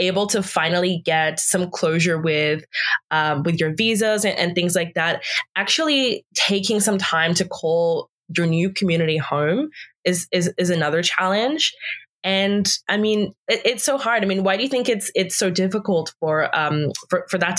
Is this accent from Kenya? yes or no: no; Australia; now in Canada; I'm from Australia